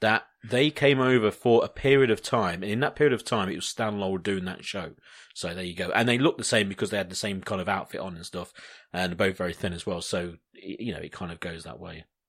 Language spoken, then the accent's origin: English; United Kingdom; I'm British